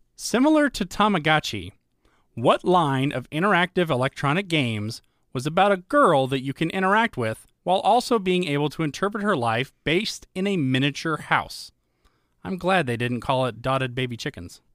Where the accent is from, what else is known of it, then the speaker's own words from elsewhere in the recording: Georgia, United States; also born or lived in Des Moines, Iowa; Adam and I, though we were raised in Georgia, both of us were born in Des Moines, Iowa